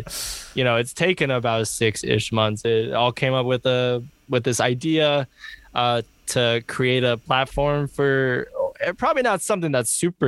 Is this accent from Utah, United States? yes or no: no; Seattle, Washington, United States; also born or lived in Pullman, Washington; We are from Seattle. If the homies know, you know, we rep it where we're from pretty hard. And you know, I grew up in Madrona. I spent a lot of time growing up in the Central District, which is where you're from, Jess.